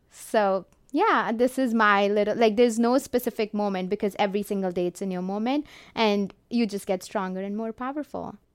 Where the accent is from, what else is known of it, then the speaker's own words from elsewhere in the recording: Jalandhar, Punjab, India; moved away as an adult; now in Canada; I was born and raised in Jolander, India